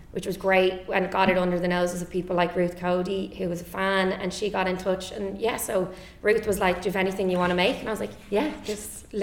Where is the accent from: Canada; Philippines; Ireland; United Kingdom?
Ireland; Dublin, Leinster; from Dublin.